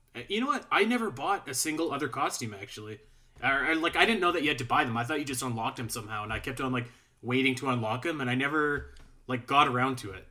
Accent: Calgary, Alberta, Canada; I'm from Calgary, Alberta, right? So, we're, we're, I'm, I'm up in Canada.

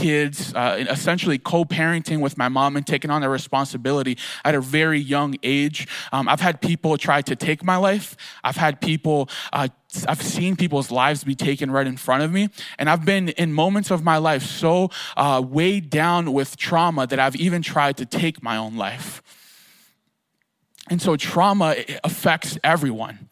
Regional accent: Philadelphia, Pennsylvania, United States; living in Philadelphia, I grew up in Kensington, which is like trauma 101

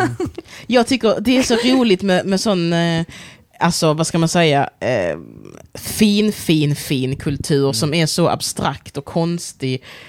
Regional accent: Sweden; also born or lived in Angola; kulturellt sett så är jag ju svensk. Jag är uppvuxen i Sverige

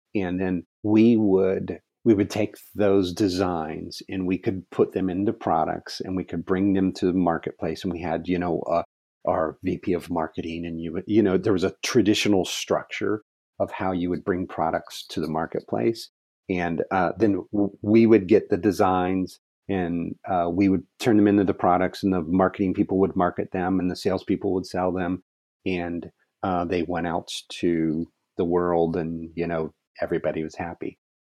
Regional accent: Ohio, United States; moved away as an adult; also born or lived in Virginia / California; now in Arizona, United States; I am born and raised in Ohio.

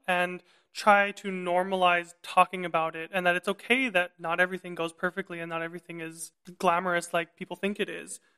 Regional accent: Vancouver, British Columbia, Canada; moved away as an adult; also born or lived in Montreal, Canada; now in Berlin, Germany; I'm a Chinese-Canadian tenor. and I'm originally from Vancouver, British Columbia.

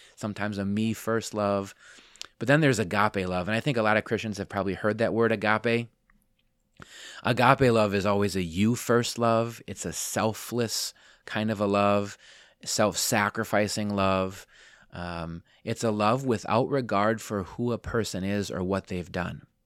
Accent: Wisconsin, United States; moved away as an adult; also born or lived in Palm Coast, Florida; grew up here.

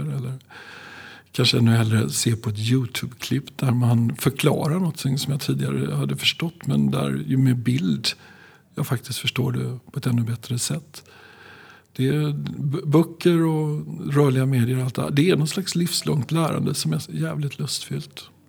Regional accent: Skövde, Västra Götaland, Sweden; jag är född i Skövde

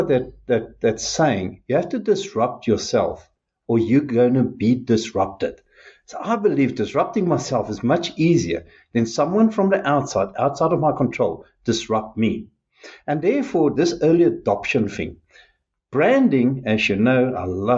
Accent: South Africa

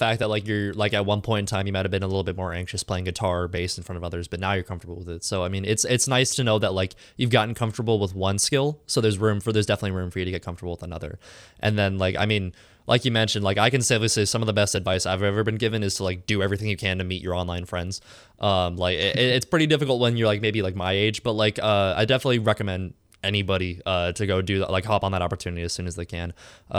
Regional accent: California, United States; now in Chicago, United States; I came from California to Chicago, so I think you'll manage.

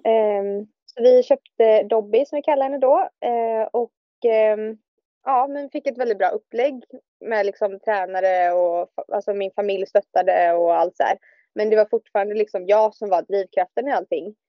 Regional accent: Billdal, Västra Götaland, Sweden; moved away as an adult; now in Denmark; kommer jag ju från eh, Bildal som ligger utanför eh, Göteborg.

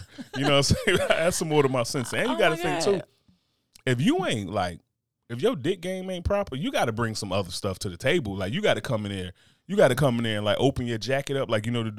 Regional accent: United States; I'm American.

